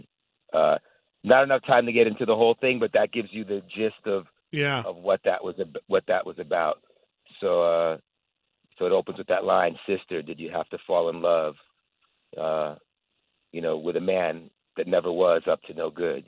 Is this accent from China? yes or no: no; United States; being an American